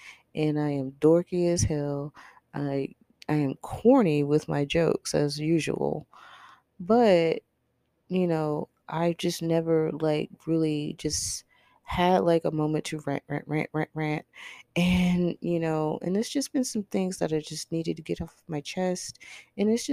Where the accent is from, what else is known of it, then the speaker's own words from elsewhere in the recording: Texas, United States; I am from Texas